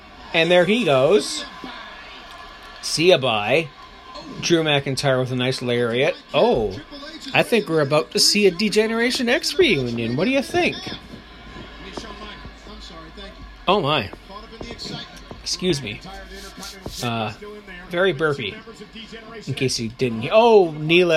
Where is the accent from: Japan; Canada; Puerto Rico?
Canada; as a Canadian